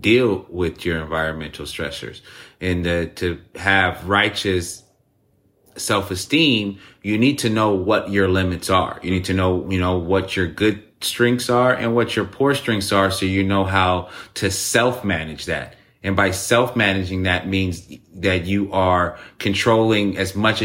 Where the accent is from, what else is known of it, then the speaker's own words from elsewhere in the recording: United States; I'm from America